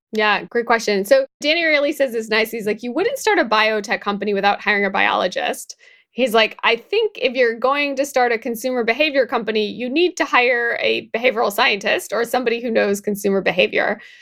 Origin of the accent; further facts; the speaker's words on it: Midwest, United States; moved away; I'm also from the Midwest. I go back there